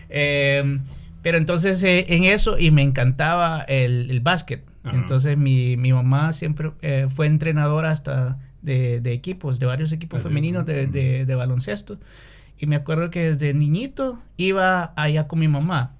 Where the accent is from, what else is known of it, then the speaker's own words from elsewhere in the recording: San Pedro Sula, Cortés, Honduras; moved away as an adult; also born or lived in Brazil; now in Finland; soy de San Pedro Sula, mm. que es la segunda mayor ciudad de Honduras.